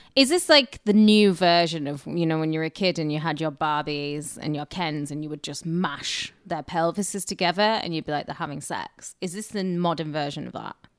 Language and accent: English; Cumbria, North West England, United Kingdom; now in Los Angeles, United States; I'm from Cumbria. I'm not from Northumbria